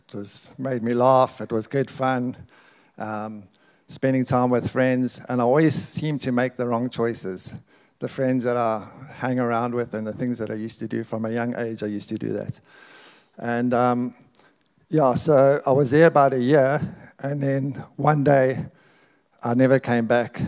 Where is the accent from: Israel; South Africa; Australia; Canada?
South Africa; we're proudly South African. We're both born here